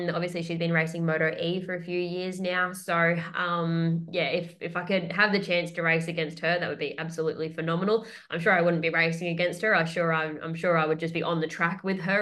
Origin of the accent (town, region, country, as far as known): Australia